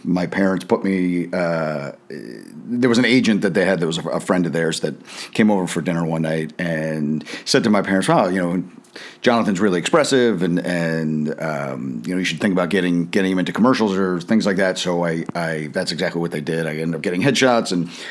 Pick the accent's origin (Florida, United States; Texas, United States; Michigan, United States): Florida, United States; South; moved away as an adult; also born or lived in New Jersey / New York City; We moved from New Jersey to Florida in the early 80s